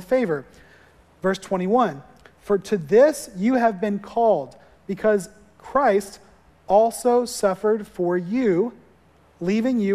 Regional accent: Florida, United States; moved away; growing up in Florida, we didn't see real snow ever

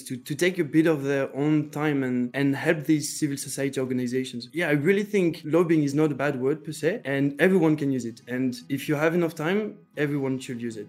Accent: northern France, France; I come from Northern France

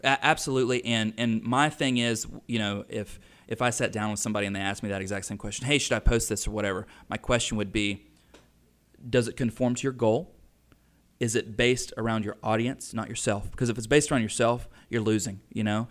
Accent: Mooresville, United States; I'm from Mooresville

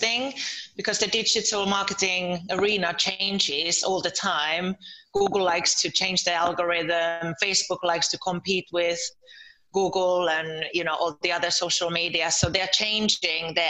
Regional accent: Lieto, Southwest Finland, Finland; moved away as an adult; now in London, United Kingdom; I'm from Finland. I'm from Turku. Oh, actually, I'm from Lieto, from a little village near Turku.

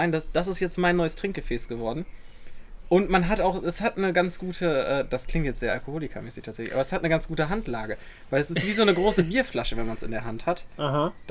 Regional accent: North Rhine-Westphalia, Germany; ich komme ja aus dem Ruhrgebiet, da sagt man ja immer Oma und Opa.

